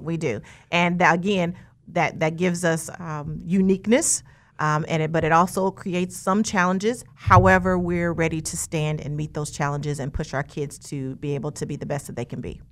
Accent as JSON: {"language": "English", "town": "Wichita", "region": "Kansas", "country": "United States", "tie": "born or raised there", "said": "I was born and raised here in Wichita, Kansas."}